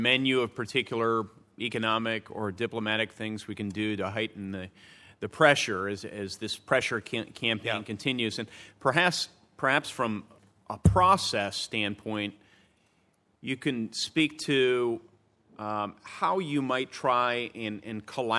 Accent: Indiana, United States; including in my home state of Indiana.

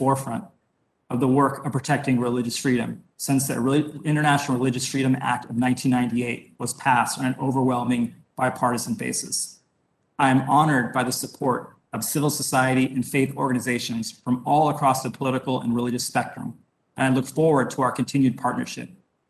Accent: Texas, United States; also born or lived in Wyoming; My family came to the United States from India, where my father was raised in a village with no electricity. I was born in Wyoming, where my father worked in the mining industry, and I grew up in Texas.

